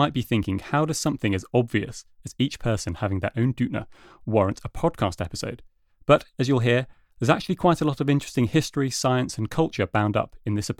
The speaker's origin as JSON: {"language": "English", "country": "United Kingdom", "moved": "yes", "lives_now": "Denmark"}